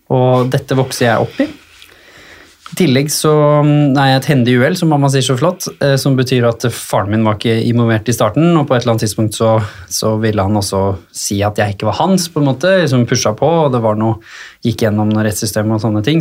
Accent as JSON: {"language": "Norwegian", "town": "Hurum", "region": "Buskerud", "country": "Norway", "tie": "born or raised there", "said": "hjemme på Hurum har jeg det egentlig ganske trygt og fint i familien"}